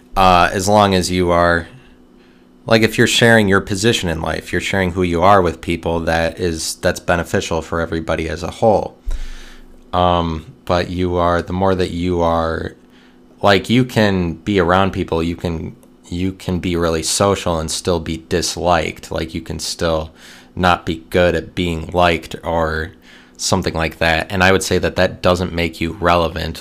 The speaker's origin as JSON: {"language": "English", "country": "United States", "said": "me being an American"}